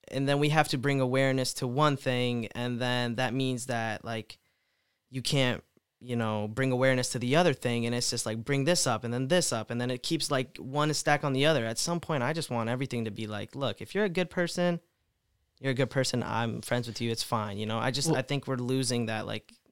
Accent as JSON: {"language": "English", "country": "India", "said": "I mean, you're Indian. I mean, I'm Indian. How's that offensive?"}